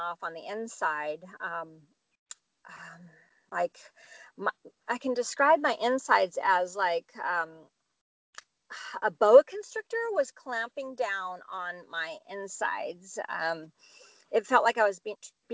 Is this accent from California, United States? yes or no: yes; Santa Cruz, California, United States; moved away; my hometown, Santa Cruz, California